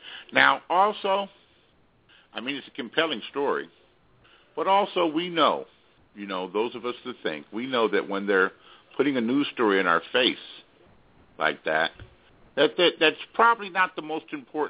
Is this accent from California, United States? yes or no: yes; Los Angeles, California, United States; I'm from Los Angeles. I'm from Southern California.